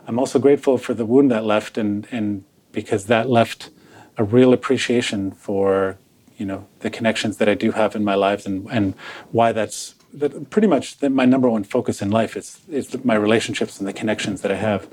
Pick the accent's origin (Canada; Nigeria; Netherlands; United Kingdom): Canada; Toronto, Ontario; So I was born in Toronto, Canada, child of two recent immigrants from Croatia, or Yugoslavia, as it was called back then